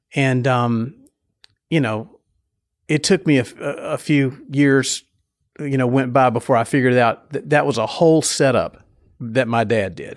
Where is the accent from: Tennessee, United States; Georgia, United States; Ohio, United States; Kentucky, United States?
Tennessee, United States; Nashville; I grew up in Nashville, Nashville